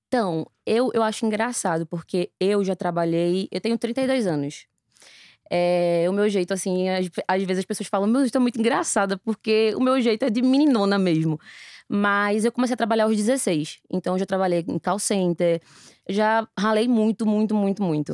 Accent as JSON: {"language": "Portuguese", "town": "Recife", "region": "Pernambuco", "country": "Brazil", "said": "Eu tenho 32 anos, sou recifense."}